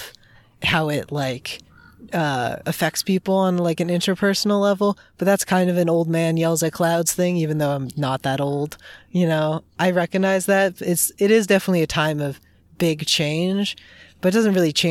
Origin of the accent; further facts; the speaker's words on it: California, United States; I'm from California.